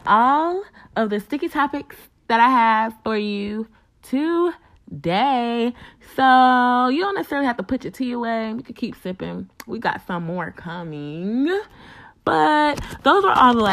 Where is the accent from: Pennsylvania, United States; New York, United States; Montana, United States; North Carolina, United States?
North Carolina, United States; NC, my home state